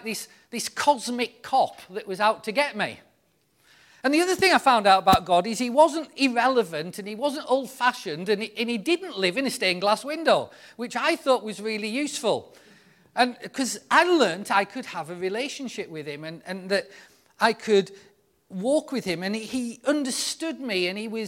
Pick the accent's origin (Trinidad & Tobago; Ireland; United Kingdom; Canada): United Kingdom; the north of England; being a northern lad